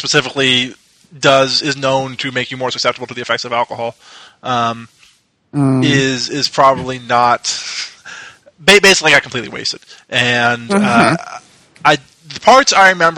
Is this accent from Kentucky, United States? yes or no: yes; Louisville, Kentucky, United States; moved away as an adult; also born or lived in Dallas; I had flew back to Louisville, my hometown, from Dallas, because I was going to school in Dallas.